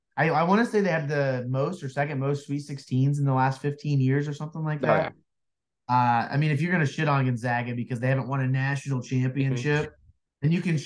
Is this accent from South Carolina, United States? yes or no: no; Indiana, United States; we're from Indiana.